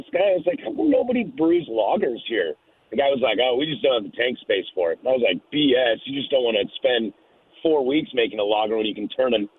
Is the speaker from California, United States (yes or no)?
no; Portland, Oregon, United States; I'm from Portland, Oregon